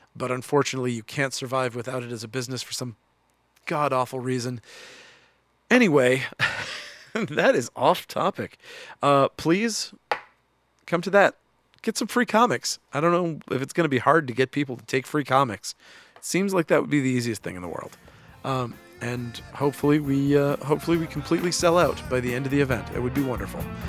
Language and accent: English; United States; I, as an American